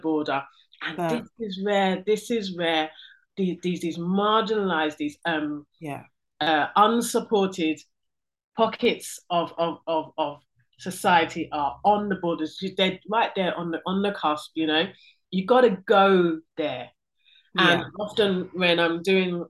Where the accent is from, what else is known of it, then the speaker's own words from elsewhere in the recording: London, United Kingdom; I'm first generation born here in this country